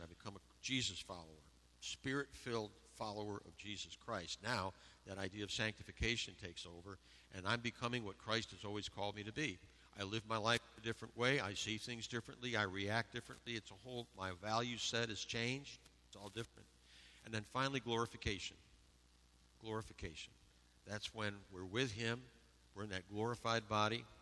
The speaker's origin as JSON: {"language": "English", "region": "Western New York", "country": "United States", "tie": "born or raised there", "said": "I grew up in Western New York"}